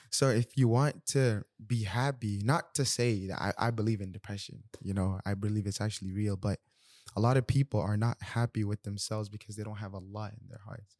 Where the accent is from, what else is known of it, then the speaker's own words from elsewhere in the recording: Nigeria; I'm Nigerian